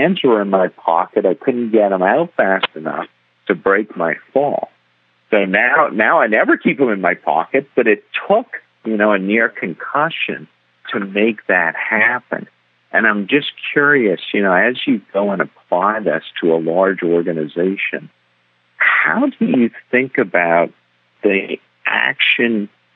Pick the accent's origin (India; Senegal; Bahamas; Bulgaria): Bahamas; moved away; also born or lived in New York; I'm originally from the Bahamas